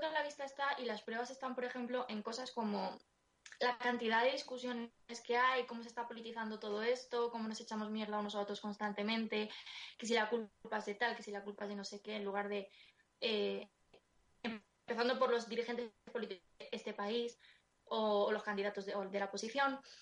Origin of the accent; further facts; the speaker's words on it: Madrid, Community of Madrid, Spain; yo soy de Vallecas y, y yo he ido al cole y al instituto con gente que tenía menos recursos que yo